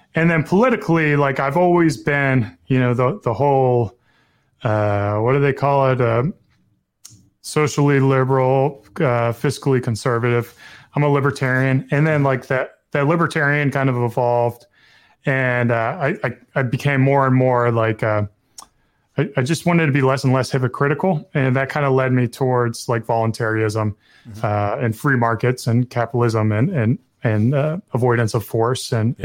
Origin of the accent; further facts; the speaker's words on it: the South, United States; growing up in the South